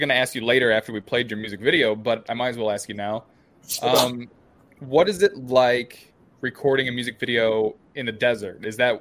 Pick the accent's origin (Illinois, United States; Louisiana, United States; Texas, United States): Illinois, United States; I'm from the Midwest. I told you I'm from Illinois. Like here in Illinois, like our desert is just cornfields. There's cornfields everywhere.